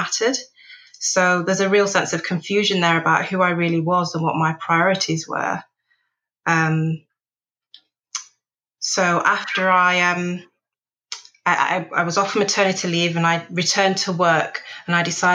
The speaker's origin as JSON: {"language": "English", "town": "Manchester", "region": "North West England", "country": "United Kingdom", "tie": "born or raised there", "also_born_or_lived": "Nigeria", "said": "moving from urban Nigeria to inner city Manchester"}